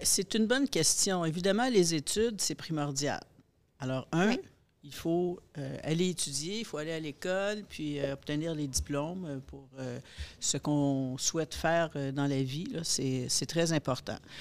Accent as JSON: {"language": "French", "town": "Montreal", "region": "Quebec", "country": "Canada", "said": "dans mon milieu, dans mon, dans mon patelin, à Pointe-aux-Trembles"}